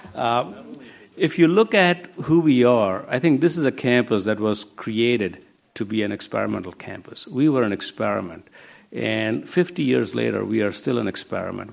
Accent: India; now in San Diego, United States; growing up in India. Growing up in India

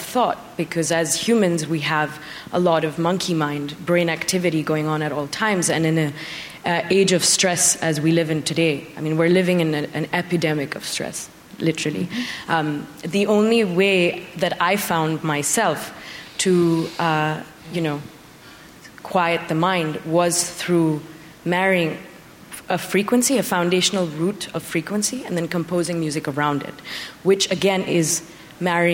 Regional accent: India; now in United States; even though I'm Indian, I never really meditated before 2014.

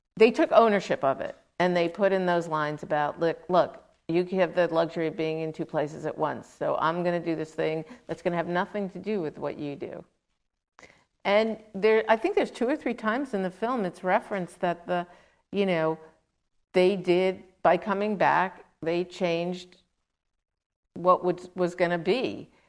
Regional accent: New York City, New York, United States; I grew up in Queens, New York

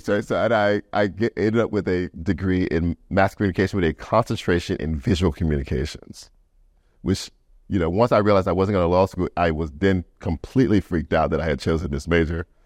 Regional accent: Louisiana, United States; we're both from Louisiana

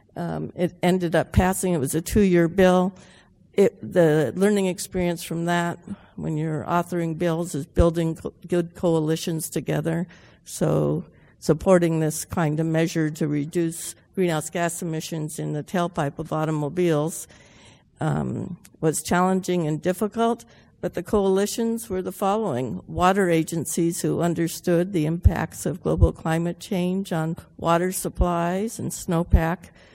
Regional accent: Los Angeles, California, United States; growing up in the San Fernando Valley in the 50s

